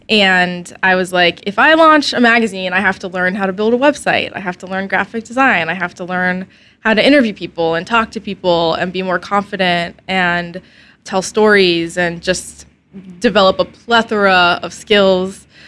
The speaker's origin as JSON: {"language": "English", "town": "Snellville", "region": "Georgia", "country": "United States", "tie": "born or raised there", "also_born_or_lived": "Alpharetta, Georgia / Athens, Georgia", "said": "I was born in Alpharetta, but I grew up mainly in a terrible little town called Snellville"}